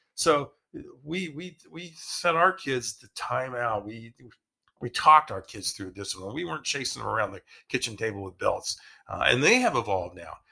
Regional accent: Ohio, United States; we grew up in Ohio

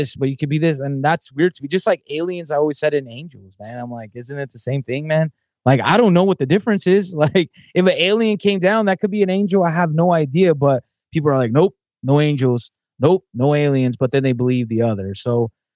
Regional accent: Southern California, United States; I grew up in Southern California

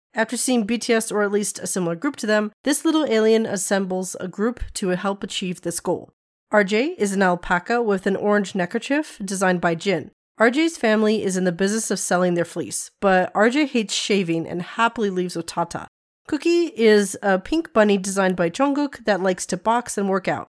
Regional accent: Nevada, United States; I am from Nevada. I am from the desert.

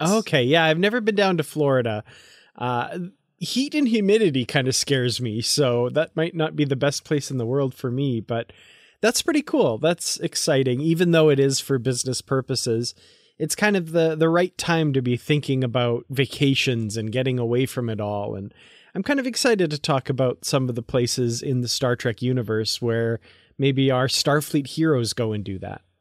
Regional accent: Grande Prairie, Alberta, Canada; my hometown of Grand Prairie, Alberta

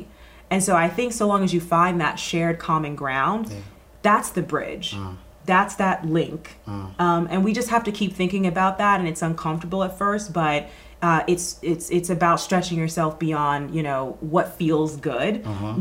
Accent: Atlanta, Georgia, United States; moved away as an adult; also born or lived in New York; Growing up in Atlanta

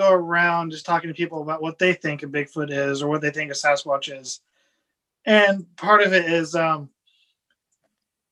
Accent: Midwest, United States; also born or lived in West Coast, United States; now in Florida, United States; I grew up in the Midwest from Missouri, Iowa area, and then moved out to the West Coast

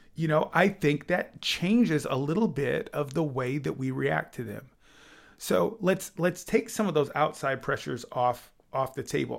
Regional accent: Illinois, United States; also born or lived in Kansas City, Missouri; I was born in Illinois

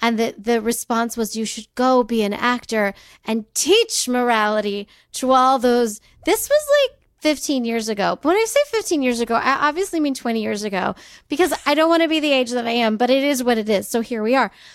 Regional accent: California, United States; I grew up in California

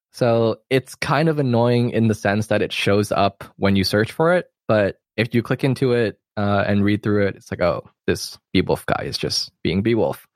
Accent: Hong Kong; I am from Hong Kong

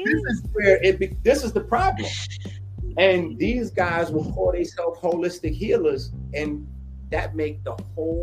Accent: New York City, New York, United States; I'm from the Bronx.

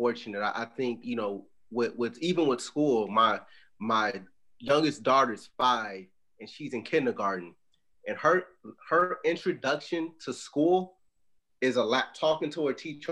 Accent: Chicago, Illinois, United States; moved away; I'm originally from Chicago

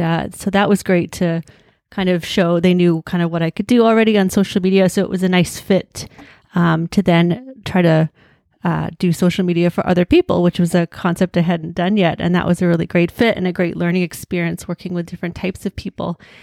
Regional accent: Hamilton, Ontario, Canada; I was born and raised in Hamilton

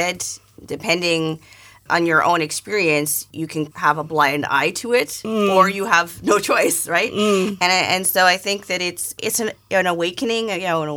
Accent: Canada; I'm have a life of privilege as a Canadian and living in a white body

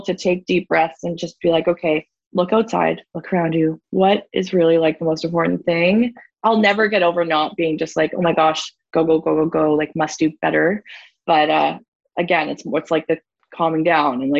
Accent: Ontario, Canada; moved away; also born or lived in Whistler, British Columbia; I'm originally from Ontario

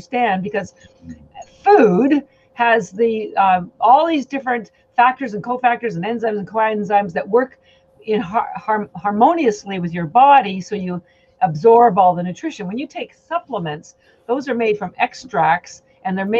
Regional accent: Canada; moved away; I'm actually Canadian

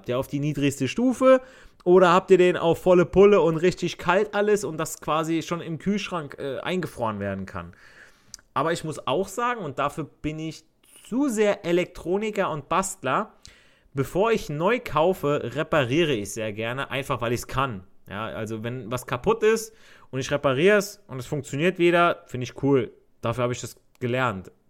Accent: Italy; Also ich, ich als Italiener sage, per favore, eh, vieni nelle corridore.

